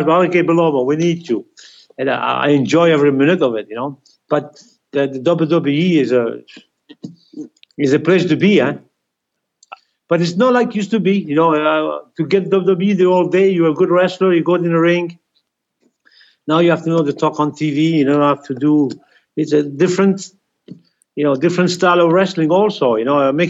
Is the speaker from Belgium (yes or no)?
yes; Belgium; English is a second language; moved away as an adult; I was raised in Belgium